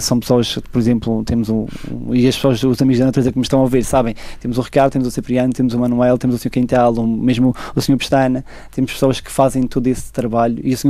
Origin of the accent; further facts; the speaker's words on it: Madeira, Portugal; Eu cada vez mais acho que não conseguia viver sem ser na Madeira